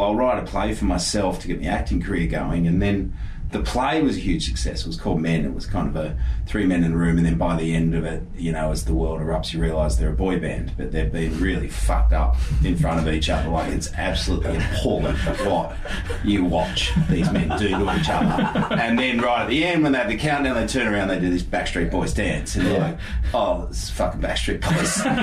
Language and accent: English; Cronulla, New South Wales, Australia; I was from Cronulla